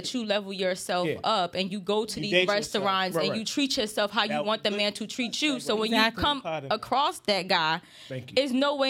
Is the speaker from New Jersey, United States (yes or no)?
yes; New Jersey, United States; So I came from Jersey. I went to Maryland. I go here.